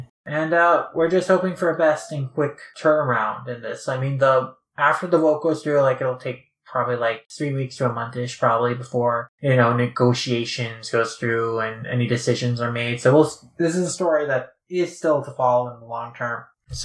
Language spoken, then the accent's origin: English; India; growing up in India, you know, Shin-chan is very popular there.